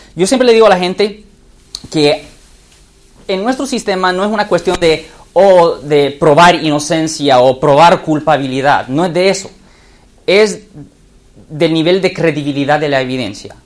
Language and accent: Spanish; San Francisco Bay Area, California, United States; Spanish is a second language; español no es mi primer idioma, yo he hablado español desde que, desde que, soy niño, pero nací aquí en el área de la bahía